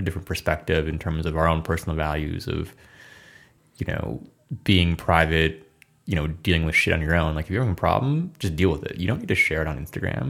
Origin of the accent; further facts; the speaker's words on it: Midwest, United States; now in Los Angeles, United States; And two, we're both from the Midwest